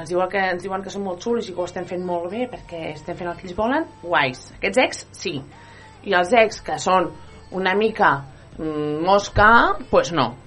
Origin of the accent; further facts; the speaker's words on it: Spain; La meva llengua materna és el català, però jo no tinc cap problema en parlar en castellà.